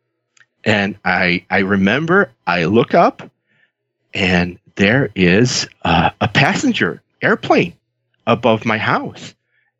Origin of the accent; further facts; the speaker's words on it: Chicago, Illinois, United States; I grew up, I was born in Chicago. I grew up on the South Side, real blue-collar family.